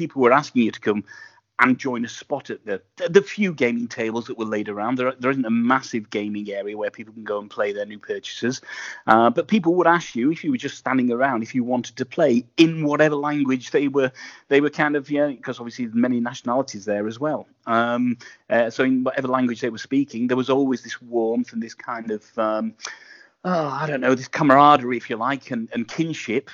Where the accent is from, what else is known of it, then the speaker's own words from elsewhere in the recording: England, United Kingdom; I'm being English